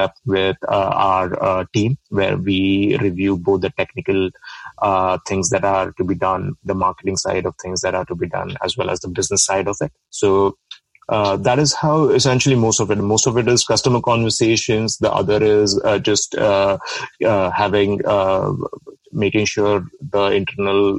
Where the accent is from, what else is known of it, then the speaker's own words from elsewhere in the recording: India; moved away as an adult; I'm from India, a small town in India.